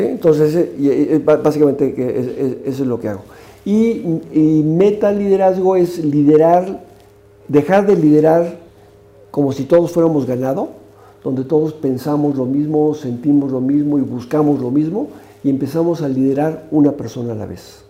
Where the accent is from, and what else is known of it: Mexico